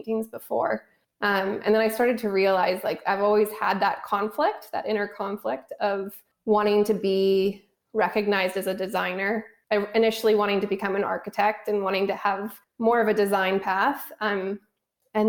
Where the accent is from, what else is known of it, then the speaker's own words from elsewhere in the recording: Canada; moved away as an adult; also born or lived in Vancouver, Canada; now in Los Angeles, United States; So being Canadian and having lived in Vancouver for the last 12 years, and then I moved to LA 2 years ago